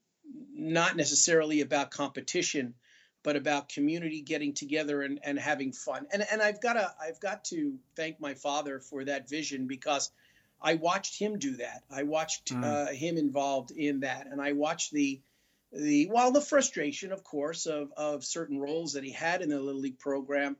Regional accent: New York City, New York, United States; moved away; I'm originally from New York

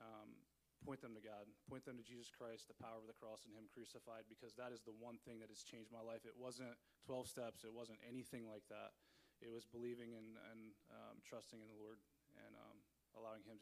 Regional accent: Salisbury, Maryland, United States; I grew up in Salisbury, Maryland

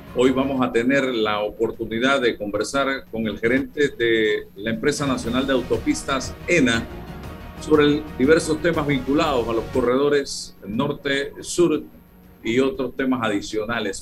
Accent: Panama; somos panameños

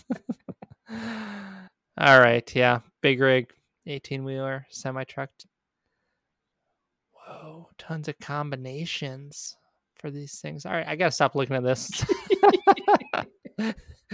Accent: Tennessee, United States; Growing up in Tennessee

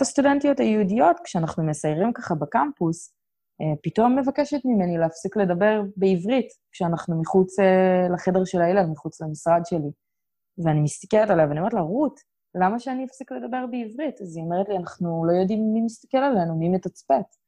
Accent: Israel; moved away as an adult; also born or lived in Colorado / Houston; שאני מישראל

